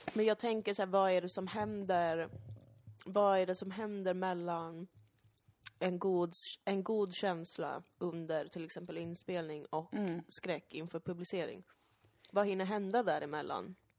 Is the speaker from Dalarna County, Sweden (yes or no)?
no; Täby, Stockholm County, Sweden; also born or lived in Danderyd; när jag växte upp som barn i Täby